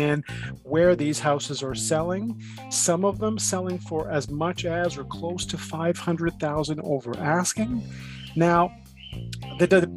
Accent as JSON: {"language": "English", "town": "Toronto", "region": "Ontario", "country": "Canada", "tie": "born or raised there", "also_born_or_lived": "East York", "lives_now": "Toronto, Canada", "said": "Having grown up in Scarborough, I was born in Scarborough, grew up there. I've since moved to the East York area"}